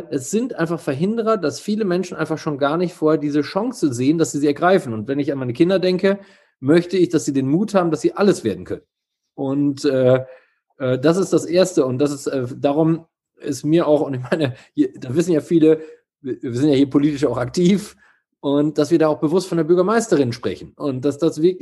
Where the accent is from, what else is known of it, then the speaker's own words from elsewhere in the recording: East Germany, Germany; ich komme aus Ostdeutschland, ich habe das schon erlebt, weißt du?